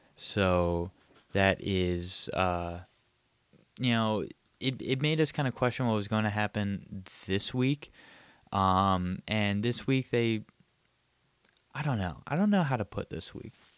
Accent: Abington, Pennsylvania, United States; my hometown of Abington, Pennsylvania, just a bit out of, uh, Philadelphia

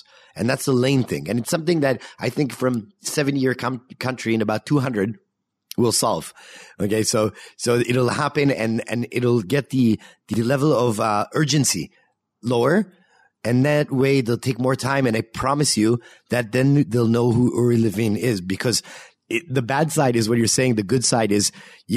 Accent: Canada; now in Israel; I'm Canadian

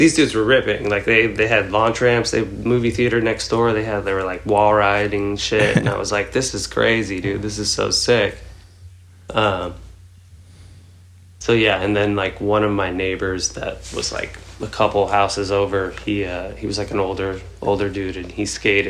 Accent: Red Bank, New Jersey, United States; moved away; also born or lived in Houston; I grew up in Red Bank or Lincroft Red Bank area in New Jersey

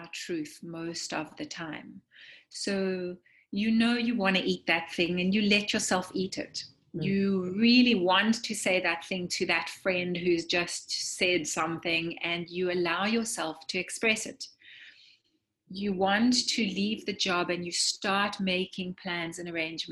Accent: South Africa; moved away; as an immigrant, you know, I grew up in South Africa

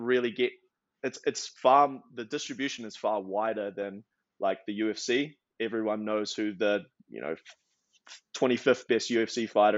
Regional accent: New Zealand; also born or lived in Australia; now in United States; I now live in America, but originally from New Zealand by way of Australia.

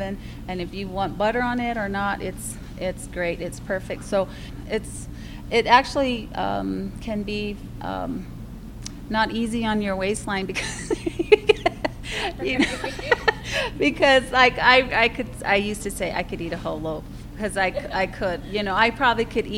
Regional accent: Laguna, New Mexico, United States; born or raised there; also born or lived in Winslow, Arizona

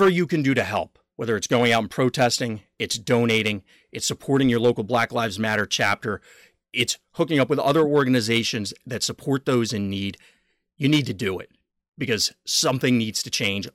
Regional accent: United States; I'm an American

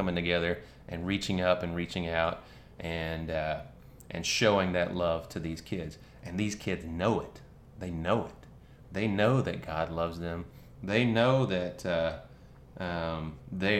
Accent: North Carolina, United States; moved away; also born or lived in Athens, Georgia; I grew up in North Carolina, so around a bunch of Tar Heels

